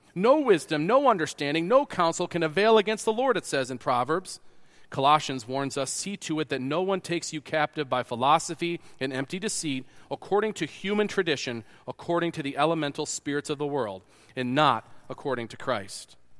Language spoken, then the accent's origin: English; New York, United States; moved away; also born or lived in Kansas; I'm from New York.